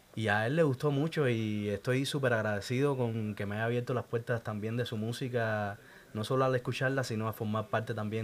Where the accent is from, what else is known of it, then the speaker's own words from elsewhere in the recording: Santa Clara, Villa Clara, Cuba; Yo soy de Santa Clara, el centro de Cuba.